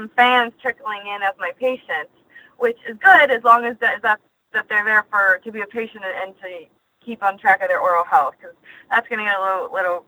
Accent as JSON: {"language": "English", "town": "Punxsutawney", "region": "Pennsylvania", "country": "United States", "tie": "born or raised there", "moved": "as an adult", "lives_now": "Orlando, United States", "said": "I was born and raised in Punxsutawney, Pennsylvania"}